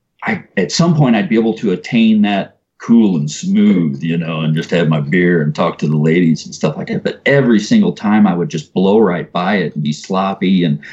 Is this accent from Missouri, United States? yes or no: yes; O'Fallon, Missouri, United States; also born or lived in North St. Louis, Missouri; I grew up on Highway K, and everywhere you see a shopping center used to be a field that we used to party